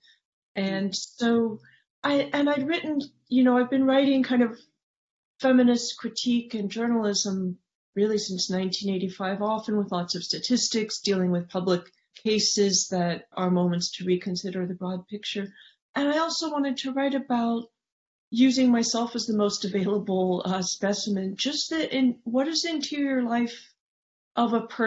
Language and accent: English; San Francisco, California, United States; the neighborhood I grew up in San Francisco